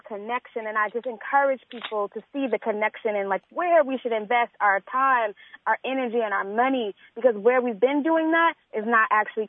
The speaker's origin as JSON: {"language": "English", "town": "Chicago", "region": "Illinois", "country": "United States", "tie": "born or raised there", "said": "I grew up here. I was born and raised on the South Side."}